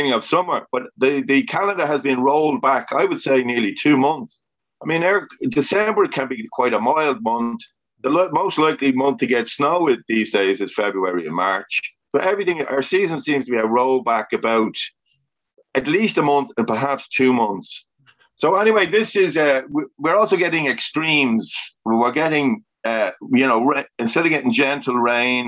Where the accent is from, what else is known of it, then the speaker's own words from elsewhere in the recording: Dublin, Leinster, Ireland; my hometown, my area, was getting smaller and smaller